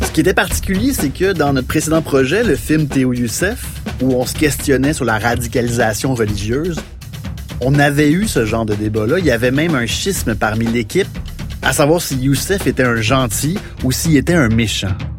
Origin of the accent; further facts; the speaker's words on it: Saint-Jean-sur-Richelieu, Quebec, Canada; je viens de Saint-Jean-sur-Richelieu, du moins la région de Saint-Jean-sur-Richelieu